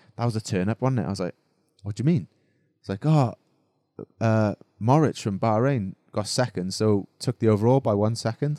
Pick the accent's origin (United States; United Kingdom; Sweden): United Kingdom; Wales; now in Monaco; being Welsh